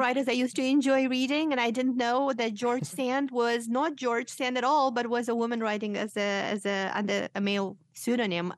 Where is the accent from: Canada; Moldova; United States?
Moldova; English is a second language; moved away; I am originally from Moldova